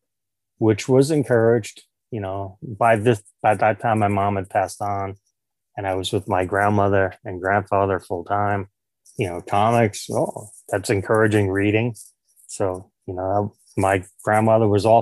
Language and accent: English; New York City, New York, United States; born and raised in New York City in Queens